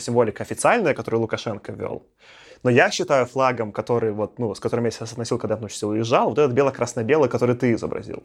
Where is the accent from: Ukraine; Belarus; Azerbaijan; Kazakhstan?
Belarus; moved away; also born or lived in Moscow, Russia; будучи там белорусом в России, я чувствовал себя всегда немножко странно. Я там давно жил в Москве, сколько там лет 14